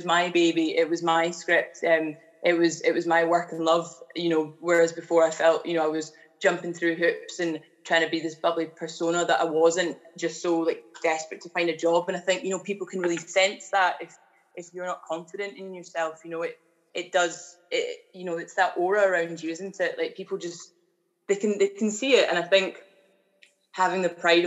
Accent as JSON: {"language": "English", "town": "Edinburgh", "region": "Scotland", "country": "United Kingdom", "tie": "born or raised there", "said": "I am originally from the East Coast in Edinburgh, the lovely capital city of Scotland, that is. And I grew up, went to school"}